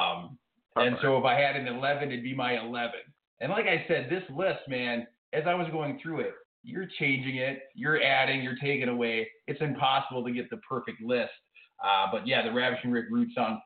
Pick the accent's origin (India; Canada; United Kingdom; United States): United States; Minnesota; I'm from Minnesota, way up north